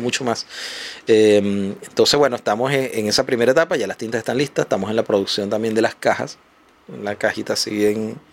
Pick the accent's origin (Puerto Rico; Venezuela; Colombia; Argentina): Venezuela; moved away as an adult; now in Chile; porque soy venezolano, yo entré aquí hace siete años